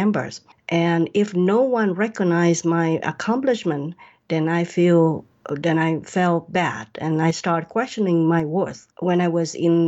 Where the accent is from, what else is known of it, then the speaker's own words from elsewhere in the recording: Vietnam; now in United States; I was born and raised in Vietnam. I came to USA as refugee after the war in 1978, and I have lived in the United States for almost 40 years.